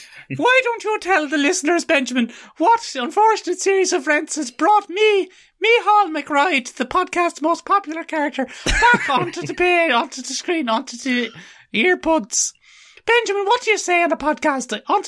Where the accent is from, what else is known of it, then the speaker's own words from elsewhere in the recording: Mullingar, Leinster, Ireland; Very good, yeah. I'm from Mullingar, you know.